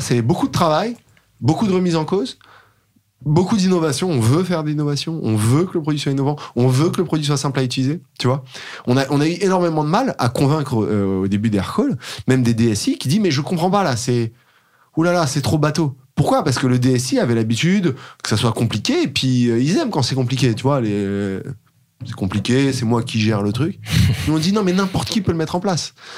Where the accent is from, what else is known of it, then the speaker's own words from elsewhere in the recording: Paris, Île-de-France, France; j'ai grandi à Paris jusqu'à mes 8 ans, à peu près 7-8 ans